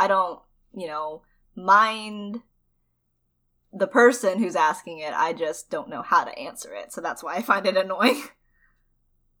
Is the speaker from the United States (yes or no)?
yes; United States; also born or lived in China; I was adopted from China and, raised in America since I was, like, 1 year old